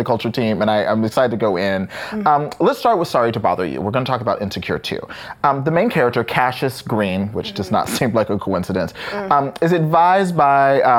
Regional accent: Texas, United States; now in New York, United States; growing up in Texas

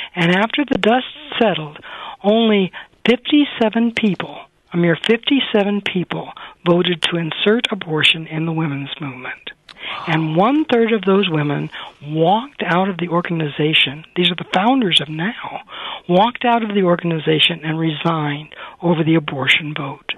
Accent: Iowa, United States; moved away as an adult; also born or lived in New York City / California; as a young girl growing up in Iowa, uh, in a small town

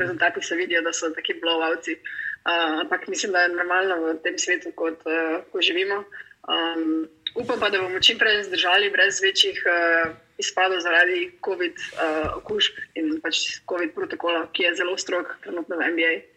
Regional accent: Maribor, Drava, Slovenia; moved away as an adult; also born or lived in Madrid / London; now in Chicago, United States; 20 let sem iz Maribora

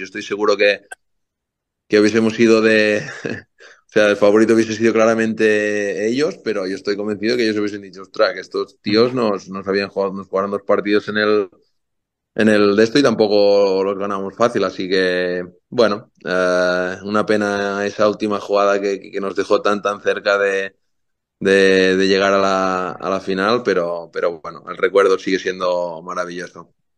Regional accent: Banyoles, Catalonia, Spain; moved away as an adult; now in United States; yo de niño siempre de niño ahí creciendo en Bañolas, en mi pueblo

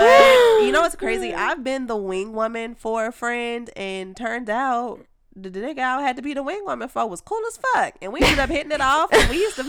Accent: Chicago, Illinois, United States; accent: Chicago

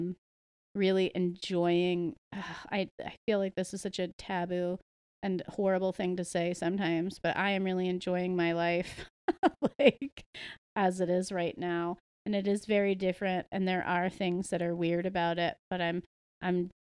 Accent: United States; I was raised in the United States

